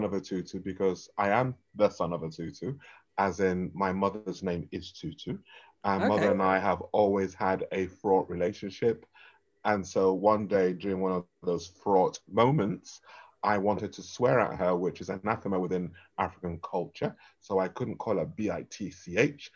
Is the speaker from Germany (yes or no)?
no; London, United Kingdom; If you ask me where I'm from, I'll tell you it's London